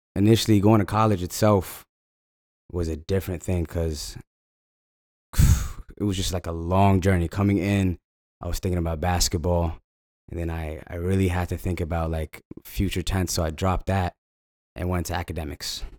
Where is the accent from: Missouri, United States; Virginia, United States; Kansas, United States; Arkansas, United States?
Virginia, United States; Falls Church; moved away as an adult; now in Los Angeles, United States; I was born and honest in Virginia, raised in Falls Church